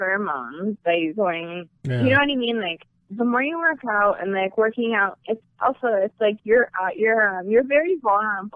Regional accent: Canada; I'm from Canada

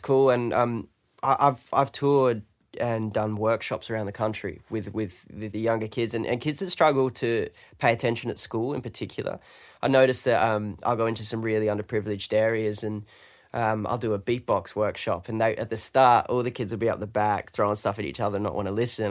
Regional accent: London, United Kingdom; now in Australia; I'm British. I'm from London

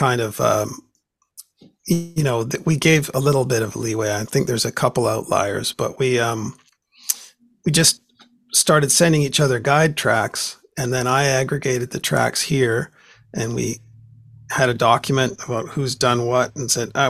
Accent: Vancouver, British Columbia, Canada; when I was a kid, it was on the radio here in Vancouver

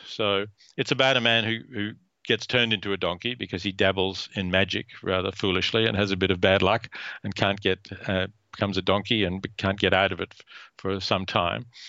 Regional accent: Australia; I was born in Australia

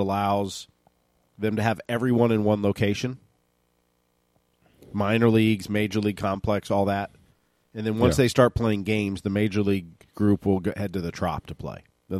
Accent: Ohio, United States; also born or lived in Minneapolis; now in Florida, United States; I lived in Minneapolis for 3 winters. Awful. Like I grew up in Ohio

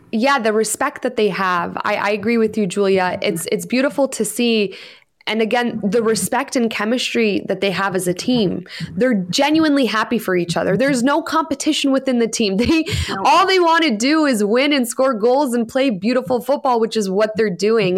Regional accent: Canada; as a Canadian

